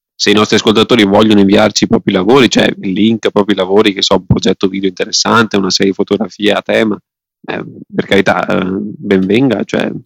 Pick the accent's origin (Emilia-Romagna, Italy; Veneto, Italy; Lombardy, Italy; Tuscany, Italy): Veneto, Italy; sono veneto